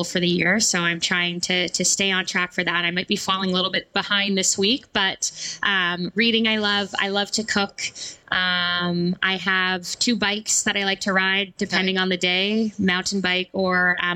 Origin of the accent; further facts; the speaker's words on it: Canada; I'm Canadian